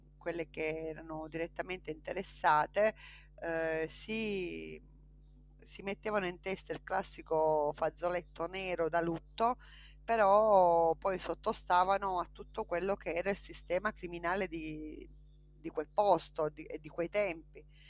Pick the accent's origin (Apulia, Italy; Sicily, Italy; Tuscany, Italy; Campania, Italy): Sicily, Italy; Partanna; moved away as an adult; Io vengo da un paese, un piccolo paese che si chiama Partanna, in provincia di Trapani